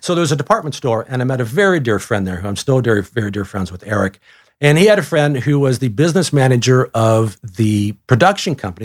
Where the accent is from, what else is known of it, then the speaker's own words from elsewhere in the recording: Cleveland, Ohio, United States; also born or lived in Colorado; now in Atlanta, United States; I literally was a fourteen-year-old growing up in Cleveland, Ohio